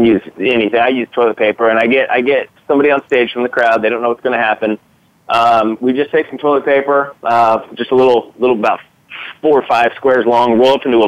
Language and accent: English; Kansas City, United States; We're from here in Kansas City